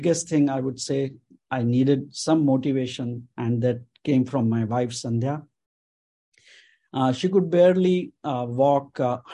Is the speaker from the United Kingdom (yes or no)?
no; Mumbai, Maharashtra, India; moved away as an adult; I grew up in Ville Parle area.